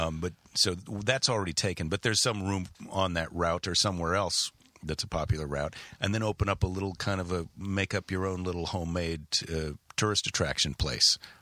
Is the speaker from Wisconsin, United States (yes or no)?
yes; Wisconsin, United States; moved away; also born or lived in Iowa / San Francisco; I spent most of my childhood, we lived in Wisconsin, right across the border